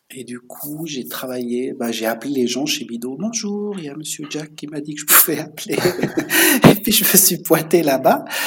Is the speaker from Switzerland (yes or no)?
yes; Switzerland; also born or lived in La Chaux-de-Fonds; j'ai grandi en Suisse. Et ce qu'on doit savoir, c'est que je, viens de la région de la montagne, en mhm. Suisse, de l'altitude